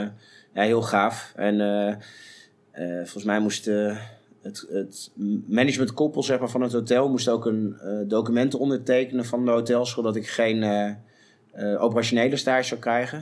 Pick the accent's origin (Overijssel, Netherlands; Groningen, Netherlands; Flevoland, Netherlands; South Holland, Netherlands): Overijssel, Netherlands; Zwolle; in Zwolle ook waar ik vandaan kom